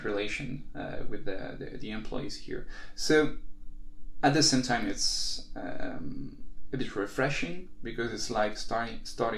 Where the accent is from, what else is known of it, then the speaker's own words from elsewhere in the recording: Paris, Île-de-France, France; we're from Paris